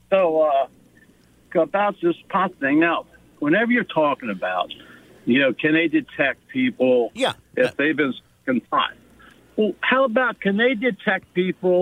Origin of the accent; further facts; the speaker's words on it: United States; moved away; also born or lived in California; I grew up in Montgomery County